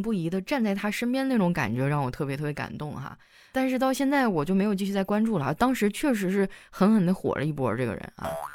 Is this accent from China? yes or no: yes; Northeast China, China; moved away; 就以前在我老家嘛，我是东北的，我跟小黑一个地区哈